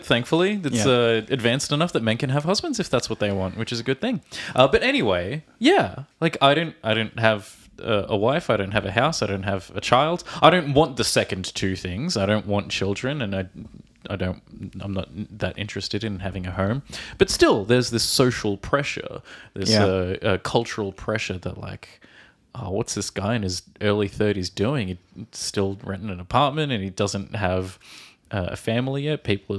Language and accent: English; Australia; from Australia.